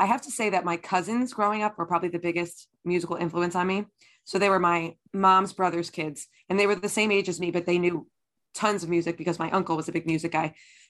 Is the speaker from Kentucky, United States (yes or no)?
no; New Jersey, United States; So I grew up in New Jersey, in North Jersey, in Essex County, and I still live there with my family now.